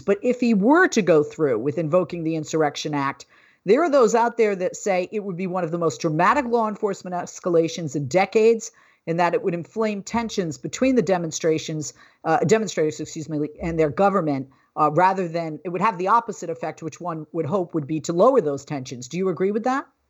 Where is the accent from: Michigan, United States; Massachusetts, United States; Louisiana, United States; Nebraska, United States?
Massachusetts, United States; Boston; moved away; I'm from Boston.